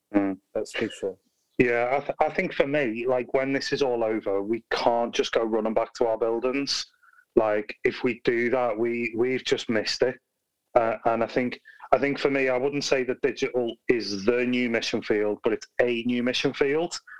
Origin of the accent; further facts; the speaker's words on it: Liverpool, North West England, United Kingdom; now in Birmingham, United Kingdom; I'm originally from Liverpool, not from Birmingham